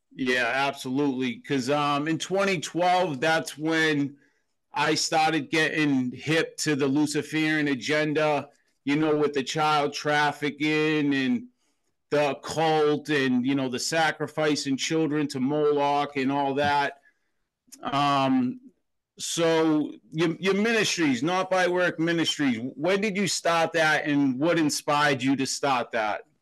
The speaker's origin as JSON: {"language": "English", "town": "Boston", "region": "Massachusetts", "country": "United States", "tie": "born or raised there", "said": "I grew up in Boston, Massachusetts"}